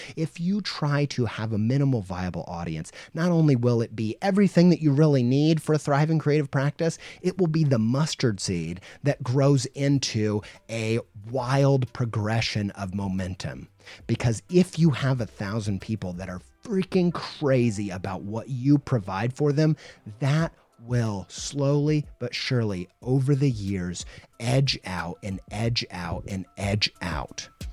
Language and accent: English; Indiana, United States; I grew up in Indiana